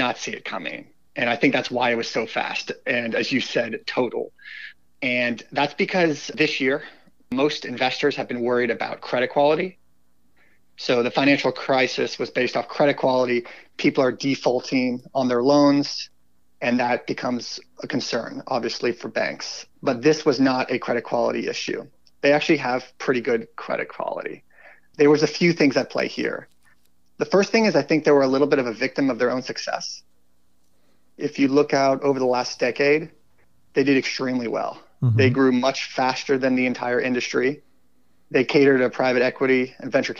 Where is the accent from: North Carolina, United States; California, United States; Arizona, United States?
North Carolina, United States; I grew up in the South, actually, in North Carolina.